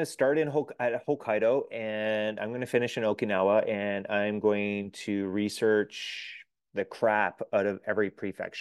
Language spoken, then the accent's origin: English; Canada; as a Canadian